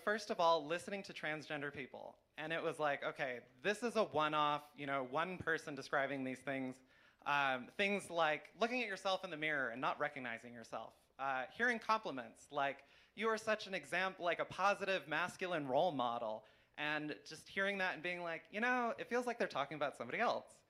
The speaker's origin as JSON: {"language": "English", "region": "New Mexico", "country": "United States", "tie": "born or raised there", "said": "here in New Mexico, you know, my home state I grew up"}